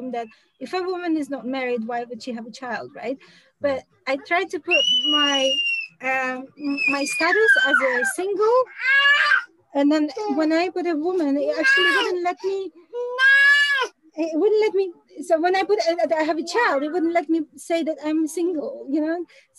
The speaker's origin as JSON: {"language": "English", "region": "London", "country": "United Kingdom", "said": "in England, I'm from London, okay?"}